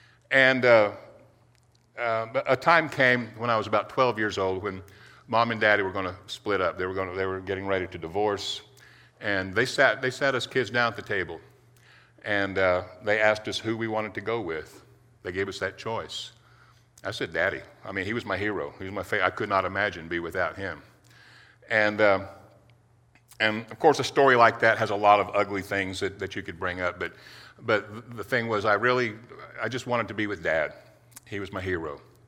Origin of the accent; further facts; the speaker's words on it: Titusville, Florida, United States; I grew up over in Titusville, Florida. And back in the 60s, my dad, you know, worked on the Apollo program over there.